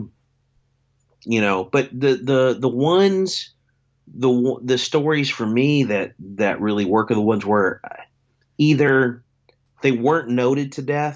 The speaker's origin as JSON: {"language": "English", "town": "Shepherdsville", "region": "Kentucky", "country": "United States", "tie": "born or raised there", "said": "my hometown in Shepherdsville, Kentucky"}